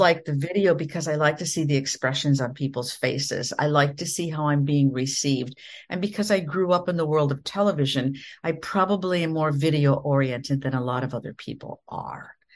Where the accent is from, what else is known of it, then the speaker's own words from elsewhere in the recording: Minnesota, United States; now in Florida, United States; I come from the Midwest in the United States, from the state of Minnesota, and I grew up in the prairies, kind of in the middle of nowhere